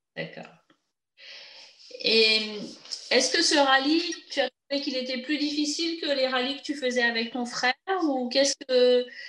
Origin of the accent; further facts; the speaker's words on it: Georgia; French is a second language; moved away as an adult; also born or lived in Italy / Aix-en-Provence, France; now in France; je suis originaire de la Géorgie.